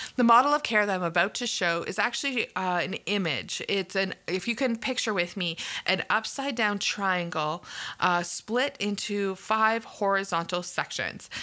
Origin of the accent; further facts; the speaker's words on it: Canada; I'm from Canada and probably knew that from my accent.